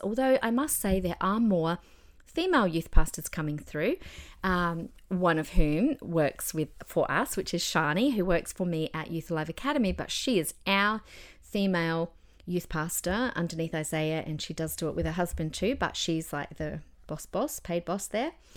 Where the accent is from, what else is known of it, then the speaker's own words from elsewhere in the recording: Adelaide, South Australia, Australia; now in Queensland, Australia; in my, uh, old church growing up in Adelaide